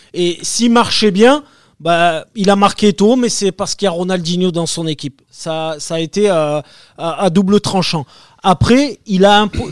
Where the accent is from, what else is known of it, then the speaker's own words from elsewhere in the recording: Marseille, Provence-Alpes-Côte d'Azur, France; je suis Marseillais